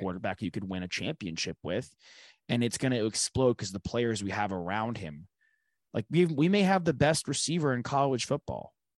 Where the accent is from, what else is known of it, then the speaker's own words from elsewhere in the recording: New York, United States; moved away; I'm from New York